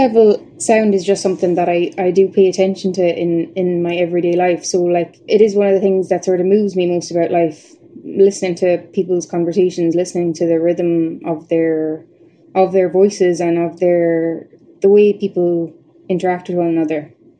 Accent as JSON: {"language": "English", "town": "Tipperary", "region": "Munster", "country": "Ireland", "lives_now": "Belfast, United Kingdom", "said": "I'm in the third year of a PhD at Queen's. I'm from Tipperary, but based primarily up here in Belfast."}